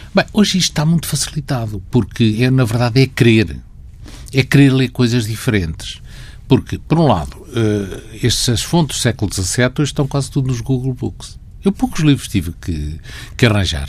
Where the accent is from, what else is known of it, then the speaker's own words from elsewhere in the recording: Bairrada, Centro, Portugal; moved away as an adult; also born or lived in Coimbra; Nasci em Coimbra, por acaso. Na verdade, eu vivi sempre na bairrada.